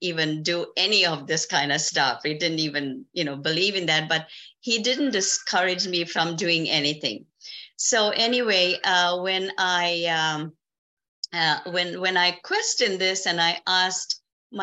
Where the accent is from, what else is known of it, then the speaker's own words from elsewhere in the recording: South Africa; moved away as an adult; now in Canada; I was born and raised in South Africa